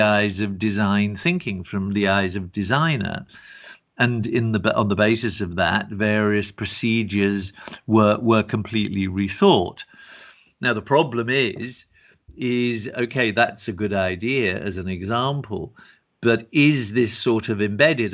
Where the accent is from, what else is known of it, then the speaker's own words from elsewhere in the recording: England, United Kingdom; moved away; also born or lived in Germany / Italy; I was born in England, lived in Germany, for nine years, studied also in Italy